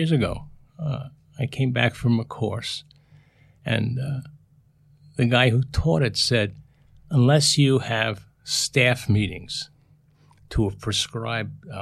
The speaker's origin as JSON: {"language": "English", "town": "New York City", "region": "New York", "country": "United States", "tie": "born or raised there", "also_born_or_lived": "Philadelphia / Vietnam", "said": "Born and raised in the Bronx."}